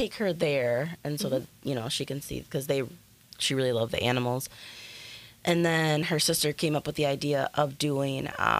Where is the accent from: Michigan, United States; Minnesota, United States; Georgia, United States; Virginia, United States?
Minnesota, United States; Little Canada; we grew up in Little Canada.